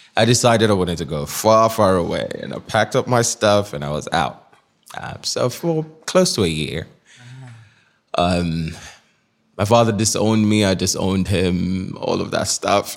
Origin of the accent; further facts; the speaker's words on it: Nigeria; moved away as an adult; now in New York City, United States; I was born in Nigeria. So, Nigeria up until nineteen was all I knew